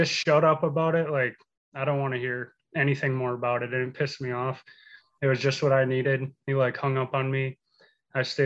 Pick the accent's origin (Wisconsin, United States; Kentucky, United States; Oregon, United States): Wisconsin, United States; we're from Wisconsin. We live in Wisconsin, operate our business in Wisconsin